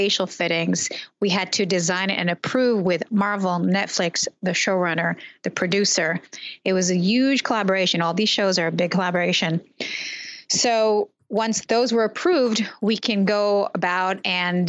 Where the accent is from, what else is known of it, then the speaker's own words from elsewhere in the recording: Israel; I grew up in Israel. I was born in the early 70s.